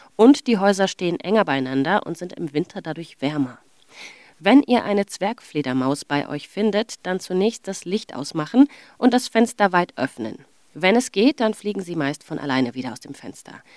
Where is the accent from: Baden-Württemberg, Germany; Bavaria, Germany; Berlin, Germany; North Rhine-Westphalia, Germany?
Bavaria, Germany; Augsburg; also born or lived in Friedberg; ich bin in Friedberg geboren, aber in Augsburg auf die Schule gegangen